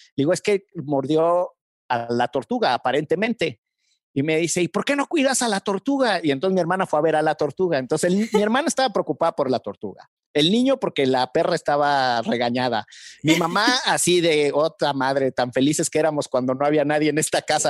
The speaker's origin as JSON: {"language": "Spanish", "country": "Mexico", "said": "como mexicanos"}